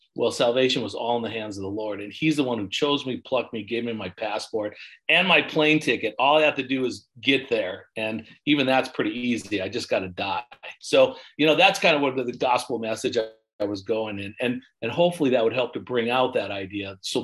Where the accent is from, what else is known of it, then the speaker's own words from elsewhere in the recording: United States; also born or lived in St. Lucia; Because I was born in the States?